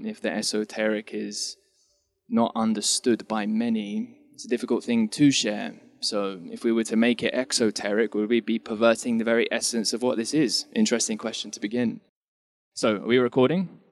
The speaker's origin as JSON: {"language": "English", "region": "England", "country": "United Kingdom", "moved": "yes", "said": "So I'm initially from England, and I've been here a while though."}